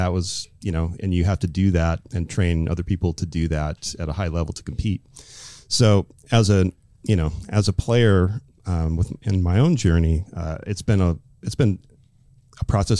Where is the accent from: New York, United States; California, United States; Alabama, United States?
California, United States; Southern; now in Portland, United States; I grew up in Southern California. Then I moved to Northern California